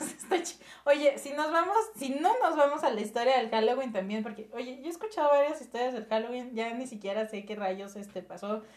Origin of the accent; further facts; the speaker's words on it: Mexico; como mexicanos